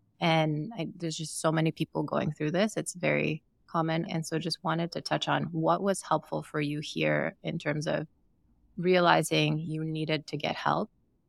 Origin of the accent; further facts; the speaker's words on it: Sierra Leone; moved away as an adult; also born or lived in Ukraine; now in United States; I'm also an immigrant, and my husband is an immigrant, and I grew up in Sierra Leone and born in Ukraine and moved to the U.S. for undergrad.